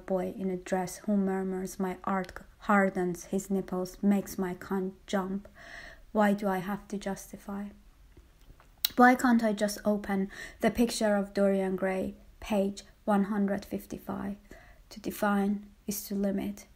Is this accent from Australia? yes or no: no; Tehran, Tehran Province, Iran; born or raised there; moved away